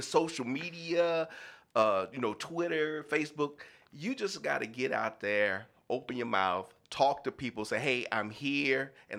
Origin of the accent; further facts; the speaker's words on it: Houston, Texas, United States; moved away; It's great to be back in my hometown of Houston, Texas.